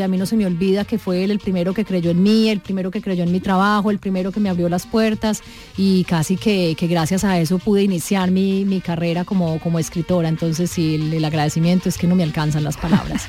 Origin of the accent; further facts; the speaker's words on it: Medellín, Antioquia, Colombia; yo también soy de Medellín